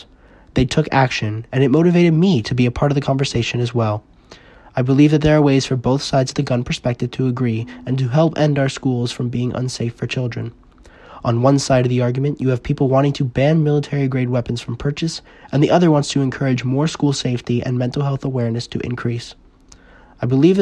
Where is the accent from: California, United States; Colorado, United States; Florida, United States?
Florida, United States; Parkland; moved away; I grew up in Parkland, Florida